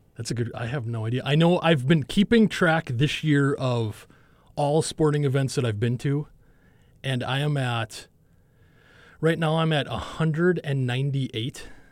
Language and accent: English; Minnesota, United States; moved away as an adult; where I'm from in, in Minnesota